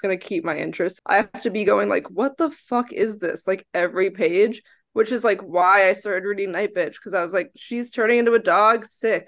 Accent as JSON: {"language": "English", "region": "New Jersey", "country": "United States", "tie": "born or raised there", "also_born_or_lived": "Texas", "moved": "yes", "lives_now": "New York City, United States", "said": "I grew up in New Jersey, and then I moved to Texas, and now I live in New York City"}